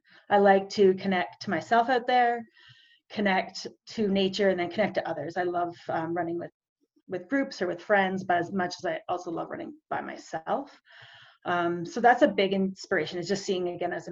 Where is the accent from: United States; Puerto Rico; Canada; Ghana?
Canada; Calgary, Alberta; I am from Calgary, or just outside Calgary, Alberta, in Canada, between Calgary and the beautiful Rocky Mountains.